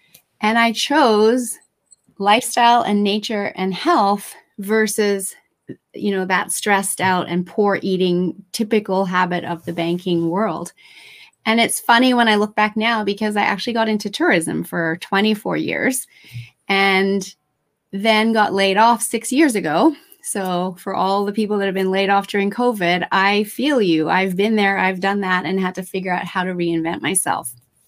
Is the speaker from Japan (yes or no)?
yes; Japan; also born or lived in Australia; I'm originally Australian. I know I don't sound that way. I had the good fortune to be raised in Japan and go to the international schools in Japan and finish high school and university in Australia.